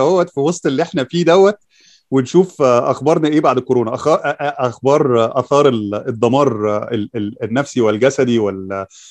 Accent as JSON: {"language": "Arabic", "country": "Egypt", "said": "احنا عندنا في مصر"}